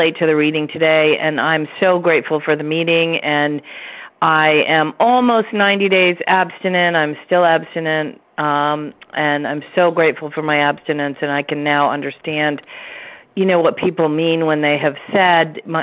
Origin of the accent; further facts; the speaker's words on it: Vermont, United States; we're both from Vermont